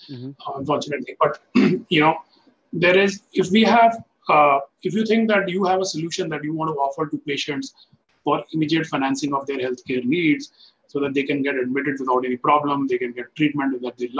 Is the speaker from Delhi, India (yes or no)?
yes; Delhi, India; I was born and brought up in Delhi in a middle-class family.